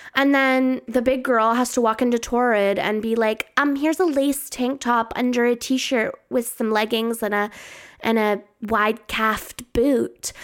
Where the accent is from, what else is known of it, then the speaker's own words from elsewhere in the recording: Canada; I'm Canadian